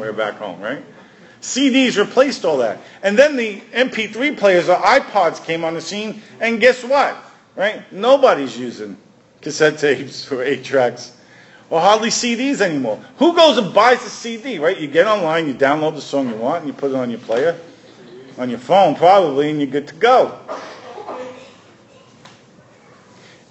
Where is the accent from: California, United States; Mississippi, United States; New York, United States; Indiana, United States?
New York, United States; I grew up in New York